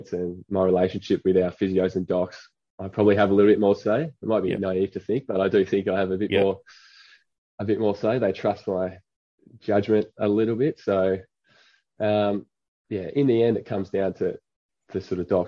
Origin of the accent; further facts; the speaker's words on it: Ulverstone, Tasmania, Australia; moved away as an adult; now in Perth, Australia; Ulverstone boy, yeah. born and raised in Ulverstone